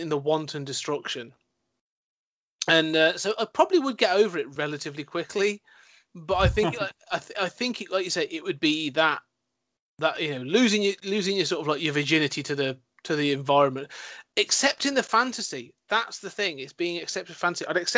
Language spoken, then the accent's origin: English; United Kingdom; my British conservatism, my British repression